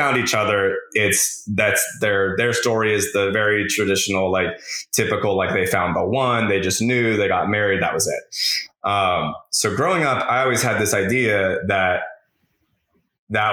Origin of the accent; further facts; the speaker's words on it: the Bible Belt, United States; growing up in the Bible Belt